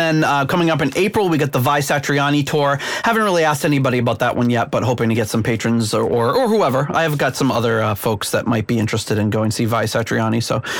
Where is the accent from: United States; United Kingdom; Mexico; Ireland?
United States; New England; with us growing up in New England